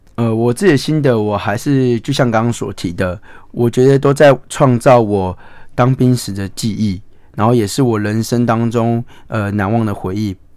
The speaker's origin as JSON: {"language": "Chinese", "region": "Hualien County", "country": "Taiwan", "tie": "born or raised there", "said": "有一群人正在为我自己的家乡在奋斗，在为我家乡拼命"}